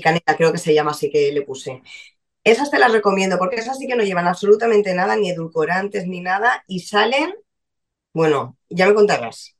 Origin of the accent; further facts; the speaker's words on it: Valencia, Valencian Community, Spain; Nací en Valencia en enero